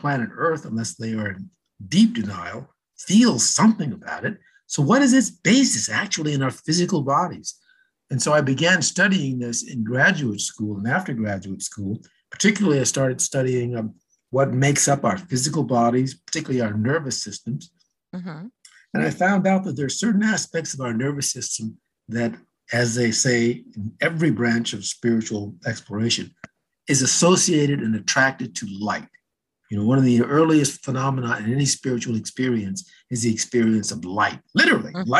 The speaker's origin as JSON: {"language": "English", "town": "Los Angeles", "region": "California", "country": "United States", "tie": "born or raised there", "said": "when I was in a young kid, growing up in Southern California, in LA, actually"}